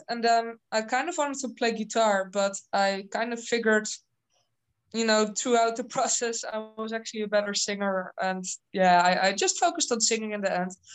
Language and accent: English; Netherlands; I'm from the Netherlands